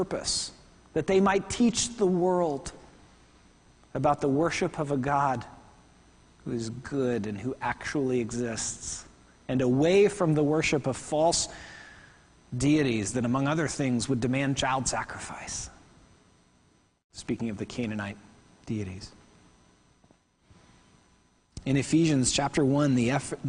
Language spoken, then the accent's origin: English; Oklahoma, United States; I'm American from Oklahoma.